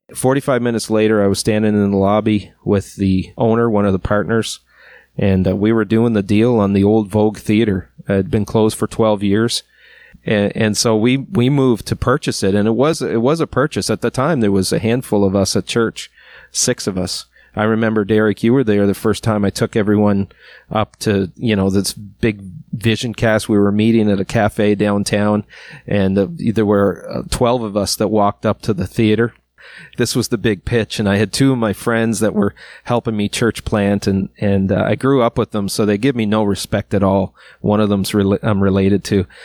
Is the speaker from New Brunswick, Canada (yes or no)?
yes; Miramichi, New Brunswick, Canada; I'm from Miramichi, but I'm not from Chatham.